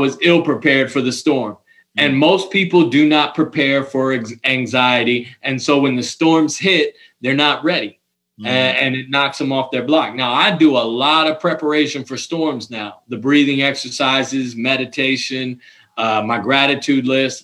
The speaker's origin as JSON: {"language": "English", "region": "Ohio", "country": "United States", "also_born_or_lived": "Cayman Islands", "said": "I'm from Ohio"}